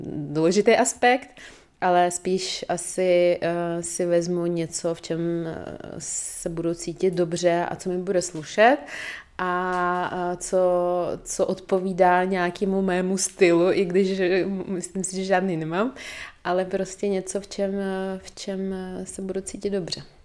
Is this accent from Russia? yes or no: yes; Dagestan, Russia; moved away; pocházím z Dagestánu, což je velice konzervativní eh, prostředí, muslimský